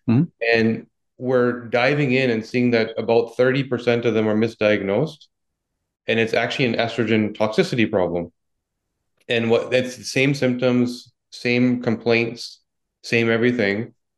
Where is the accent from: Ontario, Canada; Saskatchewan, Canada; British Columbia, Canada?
British Columbia, Canada; Vancouver; accent: Vancouver accent; now in Toronto, Canada; Well, yeah, I grew up in Vancouver, moved to Toronto.